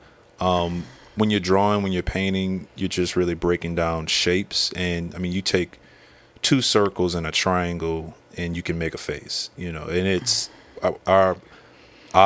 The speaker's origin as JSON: {"language": "English", "town": "New Orleans", "region": "Louisiana", "country": "United States", "tie": "born or raised there", "said": "Born and raised in New Orleans."}